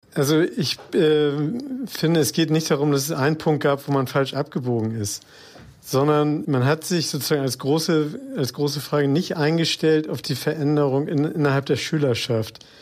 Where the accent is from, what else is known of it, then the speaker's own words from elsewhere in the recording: Hamburg, Germany; freut mich natürlich als geborener Hamburger